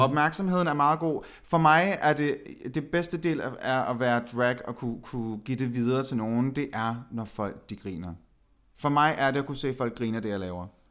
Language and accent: Danish; Aalborg, North Denmark Region, Denmark; jeg er født og opvokset i Aalborg